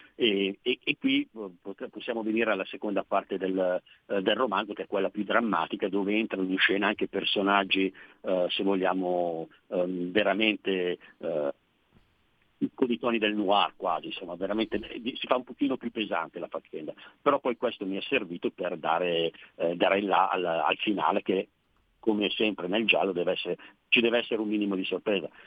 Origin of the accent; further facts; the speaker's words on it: province of Pavia, Lombardy, Italy; nella provincia di Pavia dove, dove vivo, dove sono nato